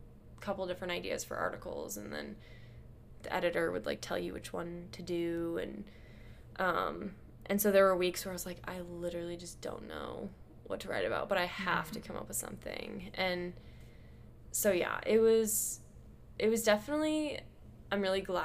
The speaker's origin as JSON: {"language": "English", "town": "Omaha", "region": "Nebraska", "country": "United States", "tie": "born or raised there", "also_born_or_lived": "Chicago", "moved": "as an adult", "said": "growing up in Omaha"}